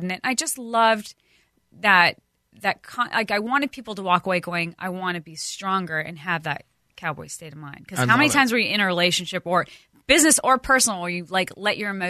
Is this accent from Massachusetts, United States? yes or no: no; Montana, United States; growing up in Montana